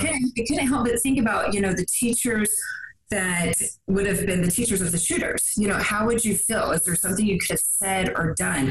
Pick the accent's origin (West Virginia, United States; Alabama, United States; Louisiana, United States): West Virginia, United States; I grew up in West Virginia.